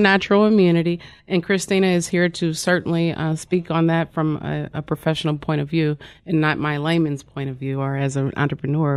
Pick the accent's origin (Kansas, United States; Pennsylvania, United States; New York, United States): Kansas, United States; Wyandotte County; I'm originally from Wyandotte County, Kansas